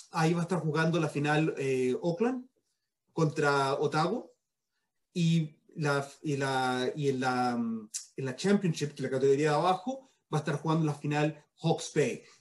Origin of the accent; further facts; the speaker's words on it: Chile; demos cuenta la influencia que tenemos como chileno en Nueva Zelanda